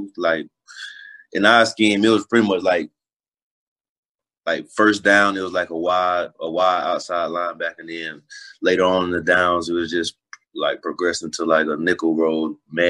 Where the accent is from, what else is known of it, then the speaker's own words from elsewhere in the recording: Lake City, Florida, United States; Like you drive an hour, you're gonna be in Lake City. So growing up, it's like a little country city. Not too many people, but it's enough.